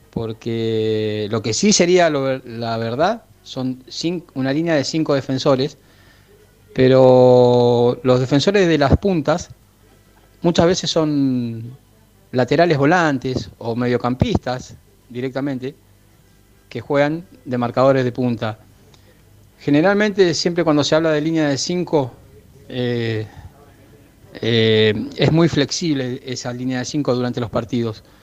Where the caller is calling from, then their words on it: Castelar, Buenos Aires Province, Argentina; buenas tardes muchachos de Esperanza Racinguista … de Castelar.